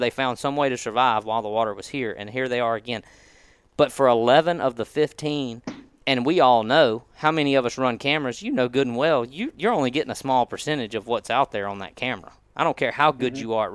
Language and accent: English; Mississippi, United States; growing up in Mississippi on the Mississippi River